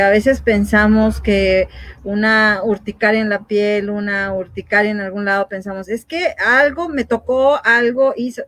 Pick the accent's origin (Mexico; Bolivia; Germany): Mexico; como mexicanos